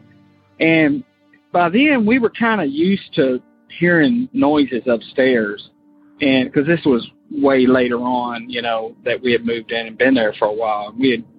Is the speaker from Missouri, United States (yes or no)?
no; Florida, United States; born or raised there; moved away as an adult; now in Kentucky, United States